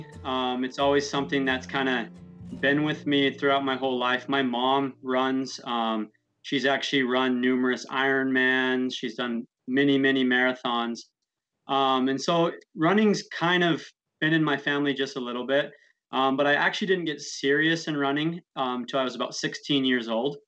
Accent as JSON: {"language": "English", "town": "St. George", "region": "Utah", "country": "United States", "tie": "born or raised there", "said": "I grew up in St. George, Utah"}